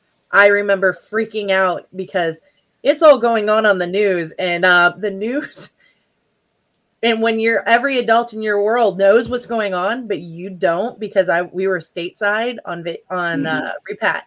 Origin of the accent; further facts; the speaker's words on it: Dhahran, Eastern Province, Saudi Arabia; but my hometown was Dahran, Saudi Arabia.